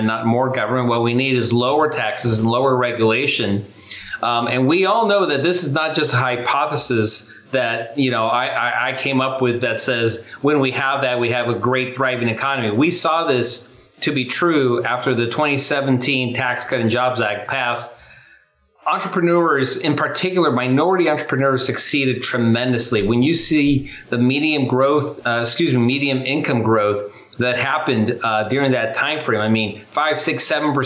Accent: Chula Vista, California, United States; I grew up in Chula Vista, California

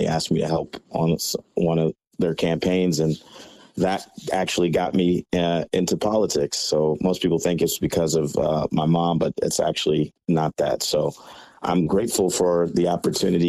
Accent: Texas, United States; moved away as an adult; now in Chicago, United States; I'm originally from Texas, and my mother was elected to Congress when I was young. I was 8 or 9. And I grew up around politics

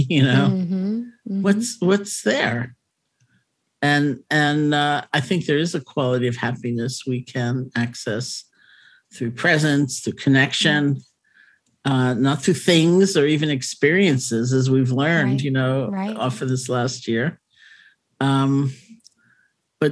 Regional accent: New York City, New York, United States; also born or lived in Buffalo; I grew up in New York City, went to college in Buffalo

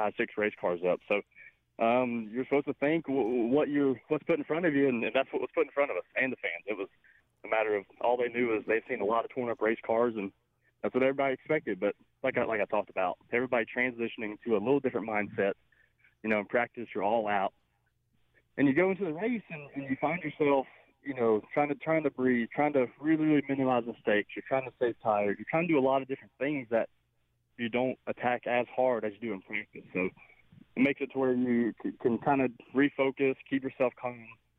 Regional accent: Charlotte, North Carolina, United States; my hometown at Charlotte

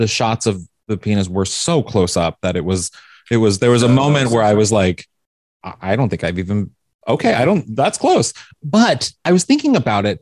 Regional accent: Midwest, United States; growing up, at least for me, gay in the Midwest

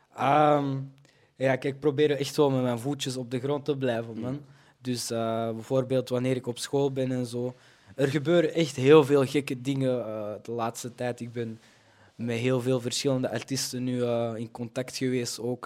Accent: Belgium; Ik kom ook gewoon uit België. Ik ben hier altijd eh, opgegroeid.

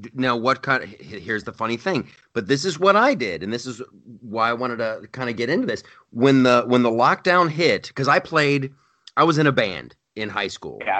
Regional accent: Ohio, United States; moved away as an adult; also born or lived in California; I grew up in Ohio

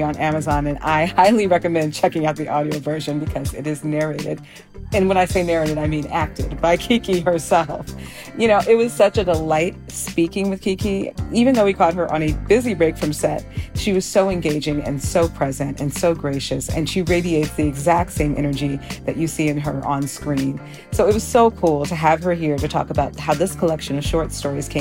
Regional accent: Chicago, Illinois, United States; I am recording this from Chicago

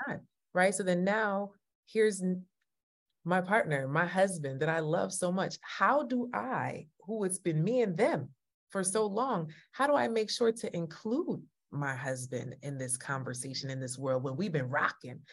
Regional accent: Jamaica; You know I'm Jamaican, right?

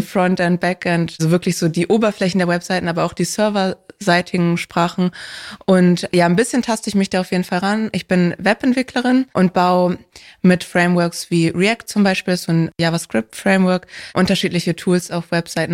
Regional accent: Hamburg, Germany; ich bin in Hamburg aufgewachsen

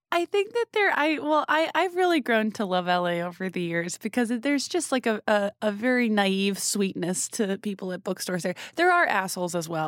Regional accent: New England, United States; I'm from New England

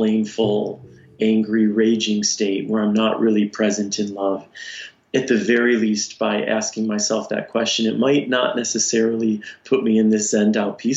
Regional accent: Detroit, Michigan, United States; I grew up in the Detroit area, and in high school there was this radio show

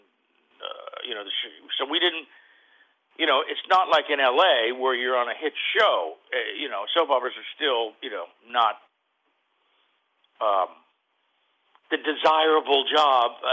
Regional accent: Fort Lauderdale, Florida, United States; moved away as an adult; also born or lived in New York / Hollywood; now in Los Angeles, United States; I grew up in Fort Lauderdale

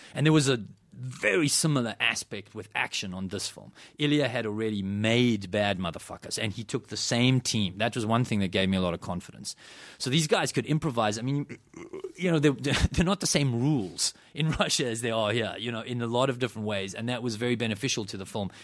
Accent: South Africa; I grew up in South Africa

